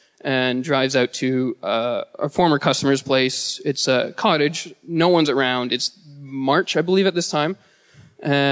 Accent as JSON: {"language": "English", "town": "Bala", "region": "Ontario", "country": "Canada", "said": "I am from Bala, Muskoka, or like Bala, Ontario, Muskoka"}